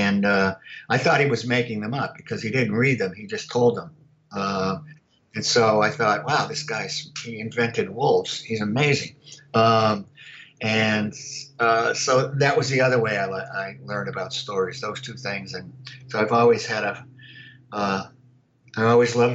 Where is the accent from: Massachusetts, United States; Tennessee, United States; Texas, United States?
Massachusetts, United States; Worcester; moved away as an adult; also born or lived in Arkansas / Louisiana / Georgia; now in Miami, United States; I grew up in Worcester, Mass, and primarily almost in a housing project